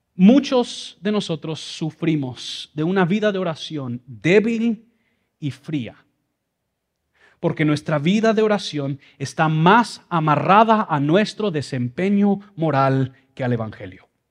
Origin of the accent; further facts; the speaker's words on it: Mexico City, Mexico; moved away; yo crecí en Ciudad de México, por eso esta cara con este español